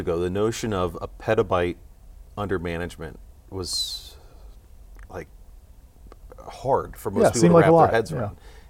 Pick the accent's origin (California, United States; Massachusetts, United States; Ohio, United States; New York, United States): Ohio, United States; Cincinnati; So I'm from Cincinnati. We got Kroger, we got Macy's